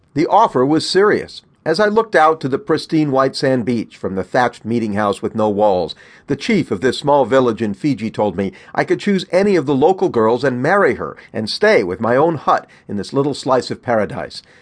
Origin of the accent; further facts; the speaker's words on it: Los Angeles, California, United States; also born or lived in Long Island, New York; before my family moved to Los Angeles